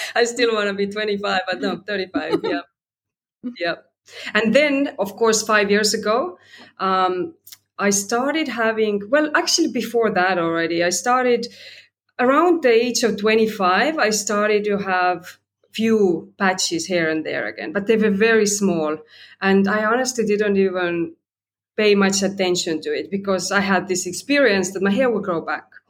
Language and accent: English; Estonia; now in Sydney, Australia; I'm in Australia, Sydney, right now. And originally, I'm from Estonia, so a bit of a global citizen